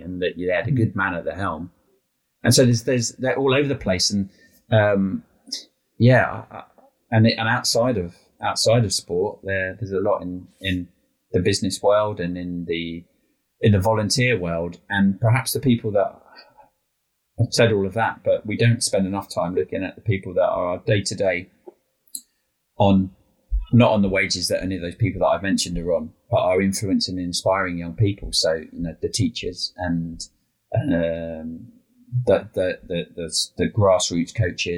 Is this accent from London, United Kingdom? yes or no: yes; Brentford, London, United Kingdom; when I was a kid, even though we were living in Brentford